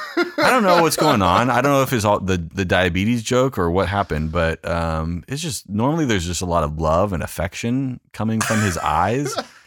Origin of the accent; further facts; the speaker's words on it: California, United States; Yeah, I did. I grew up in Orange County, grew up in a Lutheran church.